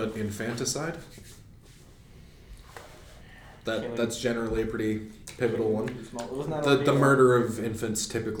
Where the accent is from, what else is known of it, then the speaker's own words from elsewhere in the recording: Ireland; I mean, I'm Irish.